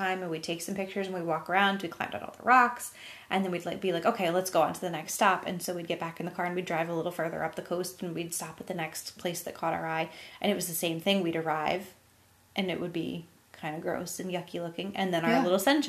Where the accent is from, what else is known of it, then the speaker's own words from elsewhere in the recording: New England, United States; We grew up in New England.